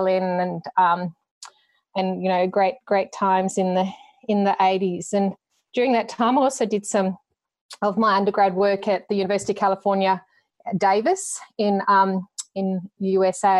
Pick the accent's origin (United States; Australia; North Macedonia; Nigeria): Australia; Cowra, New South Wales; moved away as an adult; also born or lived in Tamworth / United Kingdom; the opportunity was there to come back into practice at Cowra